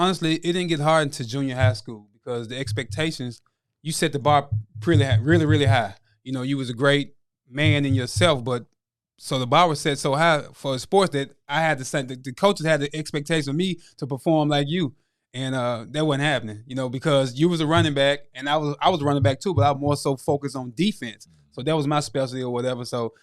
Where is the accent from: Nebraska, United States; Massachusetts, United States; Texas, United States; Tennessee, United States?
Tennessee, United States; Memphis; All right … I was born and raised in Memphis, Tennessee. I was born, we stayed at 1066 College Street, apartment 2, and then we eventually ended up moving to Whitehaven